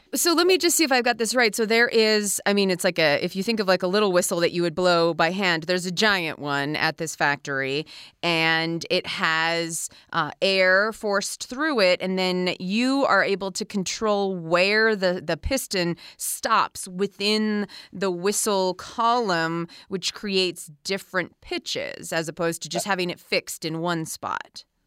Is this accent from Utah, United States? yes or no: yes; Provo, Utah, United States; my hometown, Provo, Utah, right here where I'm sitting